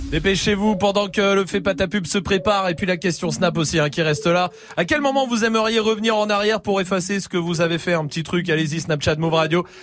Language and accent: French; Saint-Raphaël, Provence-Alpes-Côte d'Azur, France; now in Paris, France; Alors là, je suis à Paris, je suis originaire de Saint-Raphaël.